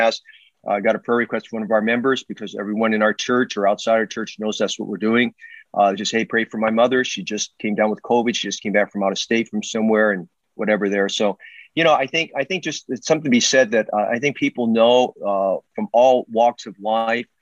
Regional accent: Oakland, California, United States; I grew up in West Oakland

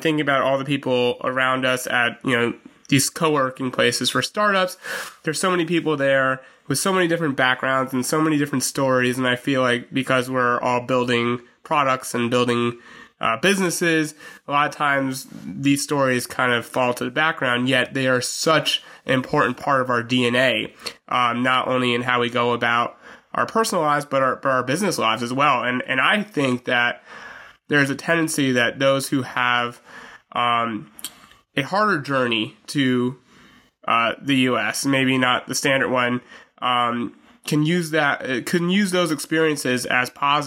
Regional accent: United States; I was born in the United States

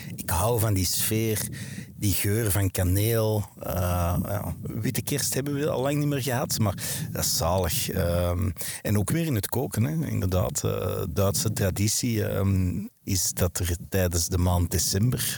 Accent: Wilrijk, Flanders, Belgium; ik ben geboren en getogen in Wilrijk

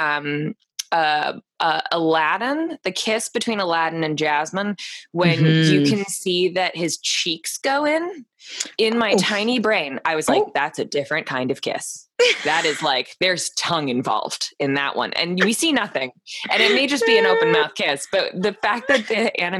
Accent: Florida, United States; I am from Florida.

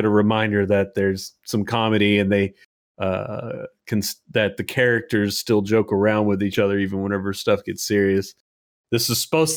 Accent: United States

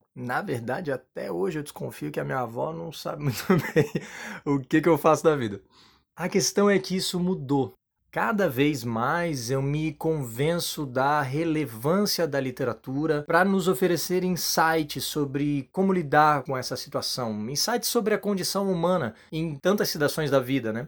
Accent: Florianópolis, Santa Catarina, Brazil; also born or lived in Padua, Italy; sou manezinho da ilha aqui de Floripa

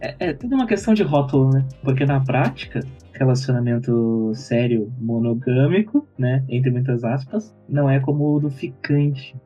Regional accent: Porto Alegre, Rio Grande do Sul, Brazil; eu sou de Porto Alegre, Rio Grande do Sul

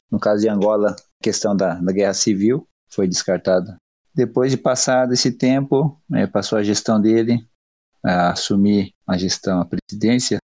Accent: Vera Cruz, São Paulo, Brazil; Sou aqui da cidade de Veracruz, interior do estado de São Paulo.

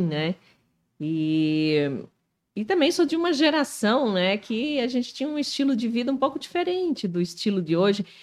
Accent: Canoinhas, Santa Catarina, Brazil; now in Joinville, Brazil; Eu sou natural de Canoinhas.

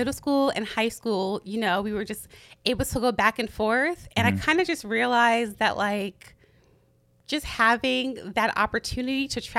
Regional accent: Harrisburg, Pennsylvania, United States; also born or lived in Jamaica; growing up in Harrisburg, Pennsylvania, it's like, okay, yes, I'm black, but my parents are Jamaican.

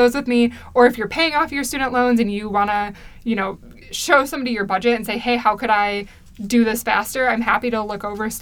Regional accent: United States

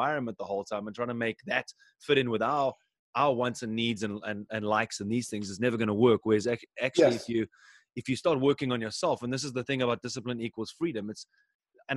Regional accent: South Africa; now in Germany; I actually used to go on my grandmother's farm when I grew up in South Africa.

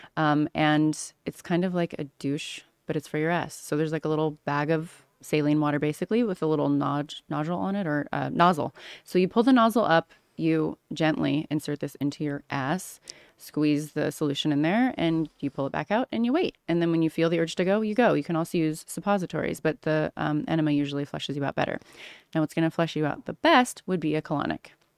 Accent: Orange County, California, United States; moved away as an adult; also born or lived in Missouri / Los Angeles / Australia / Las Vegas; I grew up in Orange County, California, but I spent my summers in Missouri growing up

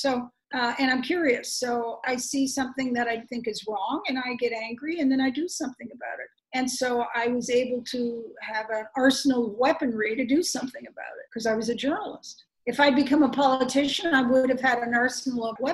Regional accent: Chicago, Illinois, United States; moved away as an adult; I was born in Chicago

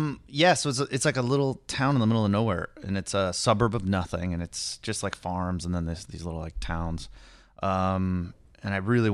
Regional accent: Kenya; born there; Yeah, I was born in Kenya.

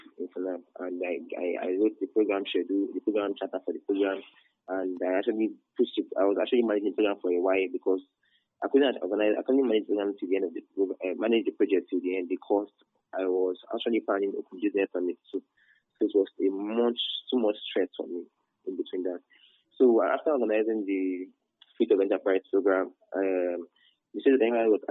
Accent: Nigeria; I was the best from Nigeria.

